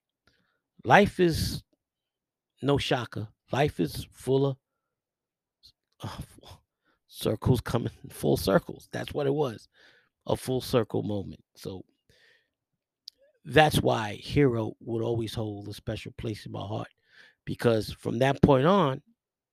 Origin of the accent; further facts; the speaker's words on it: New York City, New York, United States; where I grew up in the Millbrook Projects